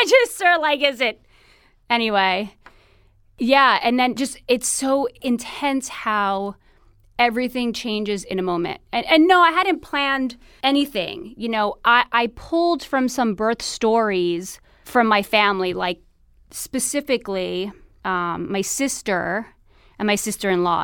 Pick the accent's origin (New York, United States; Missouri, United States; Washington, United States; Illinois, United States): New York, United States; New York City; moved away as an adult; now in Venice, California, United States; I'm originally from New York City, uh, born and raised in Queens